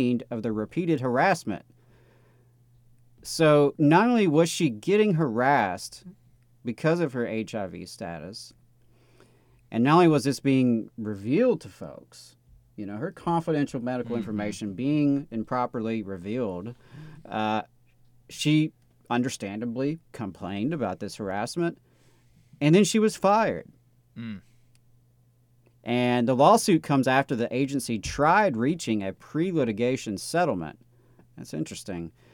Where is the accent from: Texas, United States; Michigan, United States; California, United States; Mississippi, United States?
Mississippi, United States; now in Alabama, United States; I am originally from Mississippi, though at this point I've been in Alabama longer than I was in Mississippi, but still, that's still home for me.